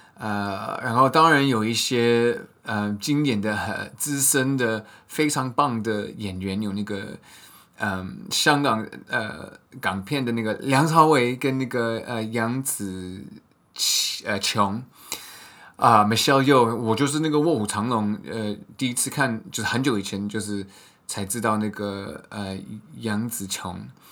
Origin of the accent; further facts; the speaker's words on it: United States; moved away; 我们在美国出生的人